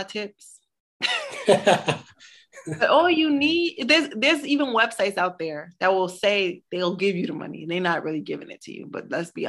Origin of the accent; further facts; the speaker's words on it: Brooklyn, New York, United States; Because I'm from Brooklyn. I was born in Brooklyn. And I knew what it felt like not to be able to live in Brooklyn again because it was too expensive, right?